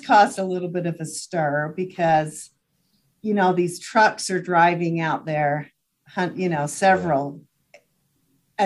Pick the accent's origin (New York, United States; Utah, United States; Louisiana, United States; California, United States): Utah, United States; Hyrum; I grew up in Hiram